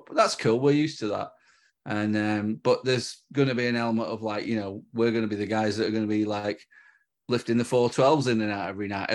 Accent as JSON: {"language": "English", "region": "North West England", "country": "United Kingdom", "said": "We're from the north"}